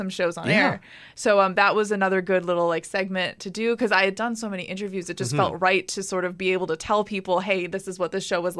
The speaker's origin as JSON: {"language": "English", "town": "Burlington", "region": "Ontario", "country": "Canada", "said": "I'm from Burlington."}